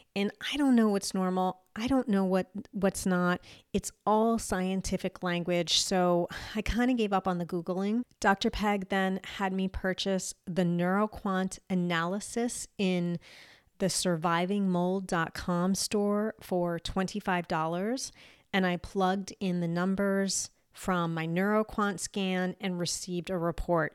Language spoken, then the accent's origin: English; United States; moved away as an adult; also born or lived in Eastern Europe; I am American and I've been back in the U S for twenty-something years